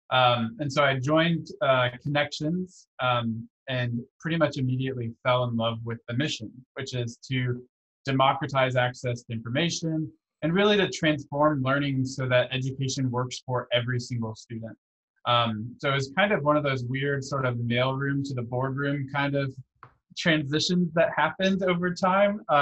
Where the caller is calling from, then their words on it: Houston, Texas, United States; my bedroom in Houston, Texas.